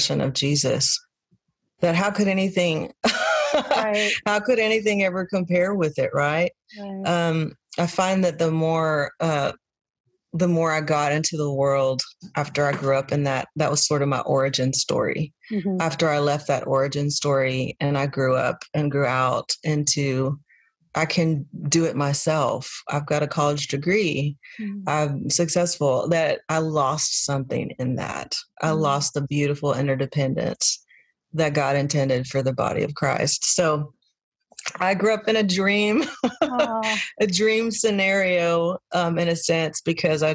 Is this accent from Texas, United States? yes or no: yes; Texas, United States; now in Nashville, United States; I was born and raised in Texas